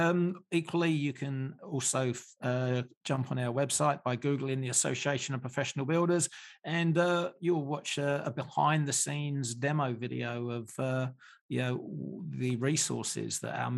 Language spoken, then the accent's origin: English; England, United Kingdom; Hot, humid, sunny all the time. I come from England. I love the heat.